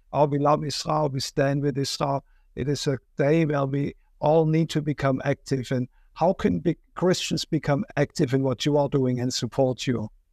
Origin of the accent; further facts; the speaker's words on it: Germany; moved away; I'm from Germany